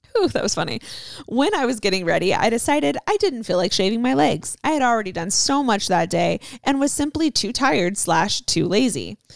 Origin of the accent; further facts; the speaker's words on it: Southern California, United States; We're both from Southern California